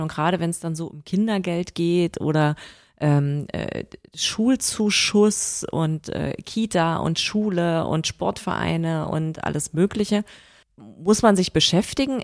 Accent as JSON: {"language": "German", "country": "Germany", "also_born_or_lived": "Berlin", "moved": "as an adult", "lives_now": "Ireland", "said": "Ich bin deutsch, ich werde immer deutsch bleiben"}